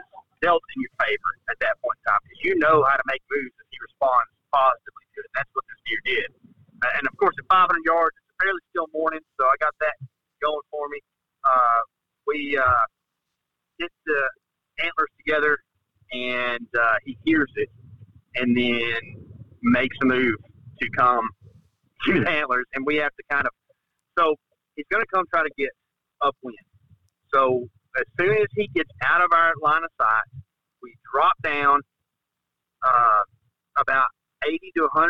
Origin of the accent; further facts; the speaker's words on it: Texas, United States; I mean, I'm from Texas, right?